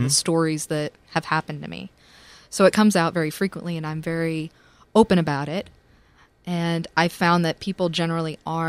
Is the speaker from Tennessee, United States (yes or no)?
yes; Tennessee, United States; now in New York, United States; And I'm a Southerner